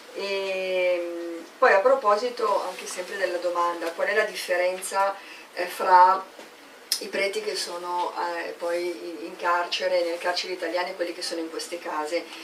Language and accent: Italian; Milan, Lombardy, Italy; Io sono di Milano, provincia di Milano